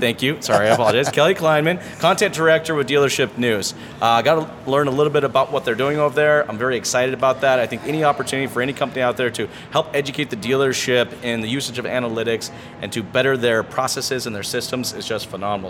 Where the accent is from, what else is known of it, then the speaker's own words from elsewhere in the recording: Toronto, Ontario, Canada; I'm from Toronto.